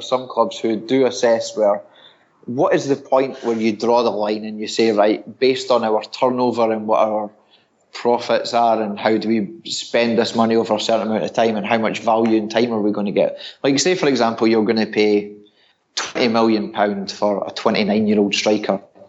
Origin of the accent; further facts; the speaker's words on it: Scotland, United Kingdom; I'm Scottish